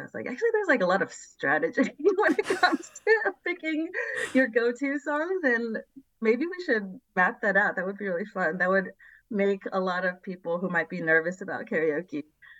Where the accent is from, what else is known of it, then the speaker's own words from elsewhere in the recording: San Jose, California, United States; I grew up in San Jose, California. I'm Taiwanese American